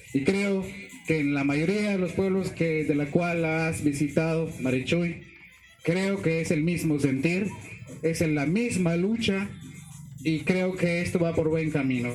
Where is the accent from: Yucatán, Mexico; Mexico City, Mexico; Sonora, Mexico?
Yucatán, Mexico; Chablekal; pertenezco a esta comunidad